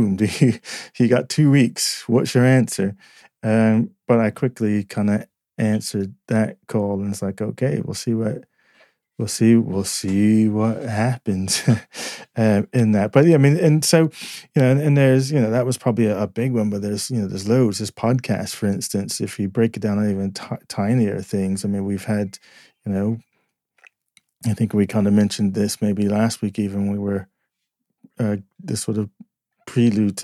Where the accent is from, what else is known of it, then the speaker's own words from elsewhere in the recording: United States; moved away as an adult; now in United Kingdom; I'm American